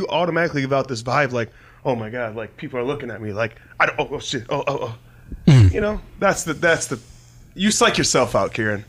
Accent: Detroit, Michigan, United States; moved away; I'm from Detroit

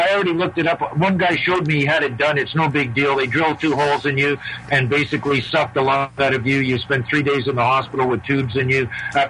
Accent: Toronto, Ontario, Canada; from Toronto.

